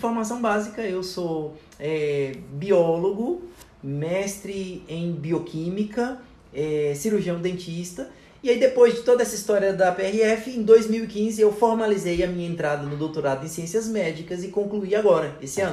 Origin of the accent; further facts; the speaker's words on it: Taguatinga, Federal District, Brazil; also born or lived in Ceilândia / Corumbá, Mato Grosso do Sul; eu nasci é, no Distrito Federal, em Taguatinga, e cresci lá a vida inteira